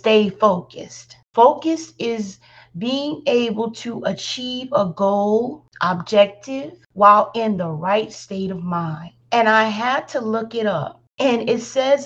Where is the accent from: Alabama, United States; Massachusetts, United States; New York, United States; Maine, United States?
Alabama, United States; accent: country; Yes, I'm from Alabama. So the country does come out in my vocabulary quite a lot.